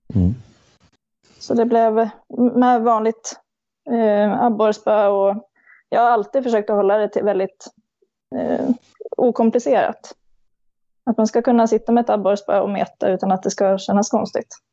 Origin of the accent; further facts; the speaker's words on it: Kungsgården, Gävleborg County, Sweden; kommer ja, en liten bit utanför Gävle, Kungsgården, eh, växte jag upp